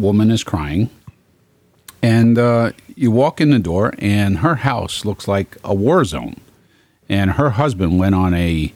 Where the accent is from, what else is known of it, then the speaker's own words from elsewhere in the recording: New York City, New York, United States; I was brought up in Brooklyn